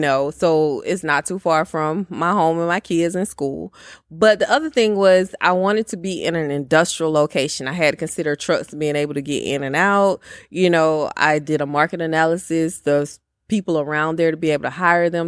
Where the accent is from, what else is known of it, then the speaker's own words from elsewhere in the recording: Bartow, Georgia, United States; also born or lived in Powder Springs, Georgia; I am from Georgia, a little small town, one traffic light, Bartow, Georgia